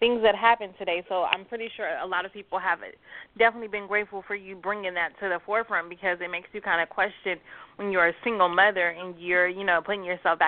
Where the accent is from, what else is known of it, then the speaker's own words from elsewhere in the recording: California, United States; I am a California native